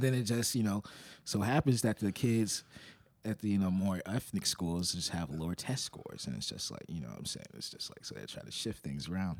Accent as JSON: {"language": "English", "town": "Little Rock", "region": "Arkansas", "country": "United States", "said": "I'm from Little Rock"}